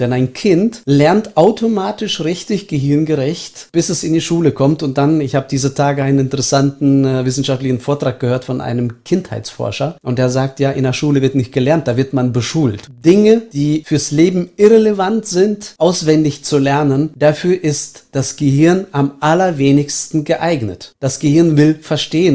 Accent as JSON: {"language": "German", "country": "Estonia", "tie": "born or raised there", "moved": "yes", "lives_now": "Germany", "said": "ich bin in der ehemaligen Sowjetunion aufgewachsen als Deutscher"}